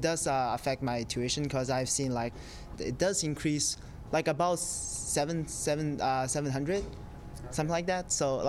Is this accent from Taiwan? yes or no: yes; Taiwan; now in Edmonton, Canada; And I'm originally from Taiwan.